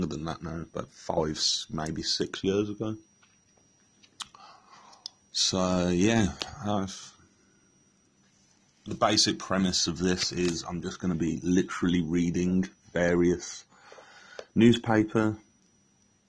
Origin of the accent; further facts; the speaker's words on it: England, United Kingdom; I am English